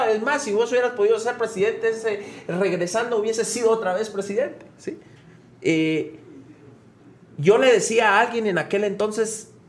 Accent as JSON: {"language": "Spanish", "country": "Guatemala", "said": "Somos, solo los guatemaltecos vamos a poder salvar a Guatemala."}